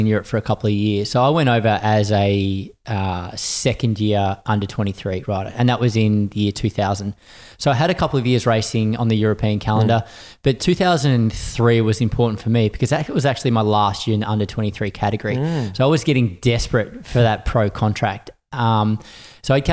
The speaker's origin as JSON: {"language": "English", "region": "Victoria", "country": "Australia", "tie": "born or raised there", "said": "As an Aussie, there were a couple of races you really looked up to growing up in Victoria"}